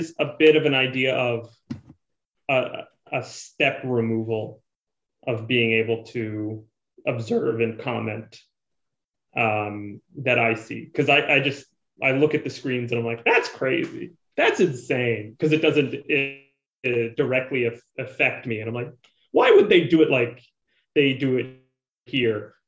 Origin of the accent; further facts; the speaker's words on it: Canada; being a Canadian